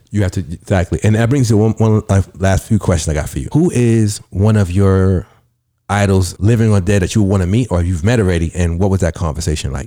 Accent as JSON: {"language": "English", "town": "New York City", "region": "New York", "country": "United States", "said": "I'm from the Bronx"}